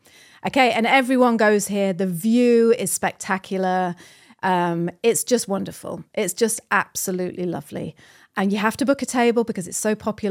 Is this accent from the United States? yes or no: no; New Zealand; You know, we're Kiwi, we don't care.